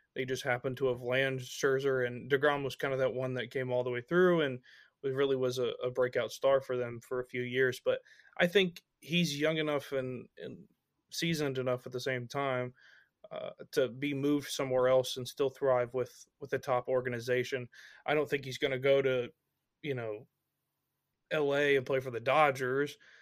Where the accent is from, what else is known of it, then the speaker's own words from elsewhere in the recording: Memphis, Tennessee, United States; I'm from Memphis